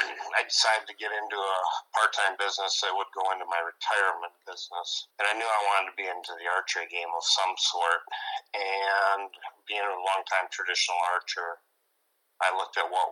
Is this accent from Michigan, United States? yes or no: yes; Saginaw, Michigan, United States; moved away; I'm from Saginaw, Michigan area